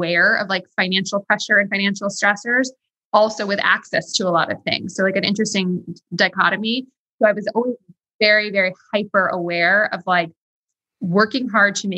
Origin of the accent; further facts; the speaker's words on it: New York City, New York, United States; I grew up in New York City.